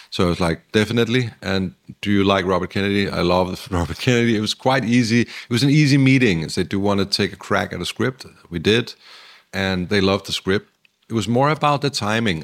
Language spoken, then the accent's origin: English; Denmark; also born or lived in Los Angeles, United States; now in Copenhagen, Denmark; We come from the Danish sort of very democratic